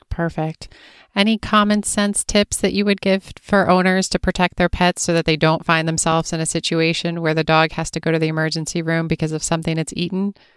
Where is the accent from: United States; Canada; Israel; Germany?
United States; East Coast; I grew up on the East Coast